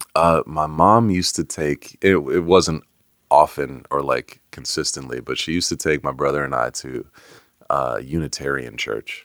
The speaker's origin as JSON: {"language": "English", "area": "Bay Area", "region": "California", "country": "United States", "tie": "born or raised there", "moved": "yes", "lives_now": "Atlanta, United States", "said": "I grew up in the Bay Area."}